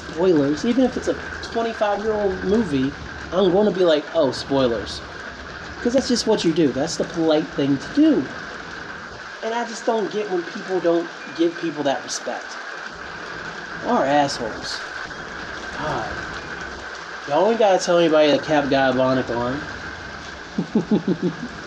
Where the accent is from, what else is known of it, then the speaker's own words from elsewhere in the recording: Winchester, Virginia, United States; I was born in Winchester, Virginia. It's a city, but it wasn't the city, you know, it wasn't the mean streets, nothing like that. Had a great childhood